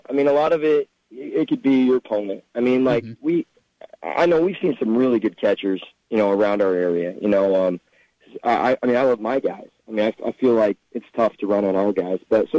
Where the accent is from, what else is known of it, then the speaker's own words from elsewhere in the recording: Carroll, Iowa, United States; moved away; I'm from Carroll Kemper